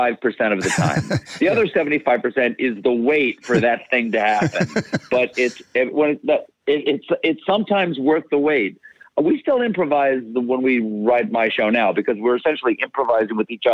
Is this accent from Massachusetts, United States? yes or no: no; South Carolina, United States; The street I grew up in South Carolina was on a little pond that had alligators in it.